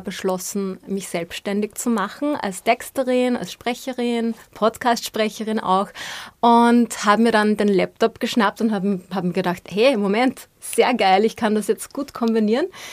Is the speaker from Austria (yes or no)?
yes; Austria; also born or lived in Vienna / Upper Austria; wie wir in Österreich sagen